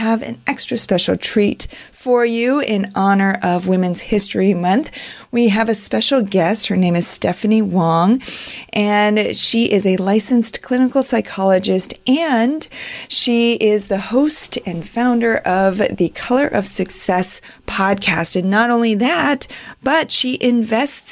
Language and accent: English; China; moved away; I was born in China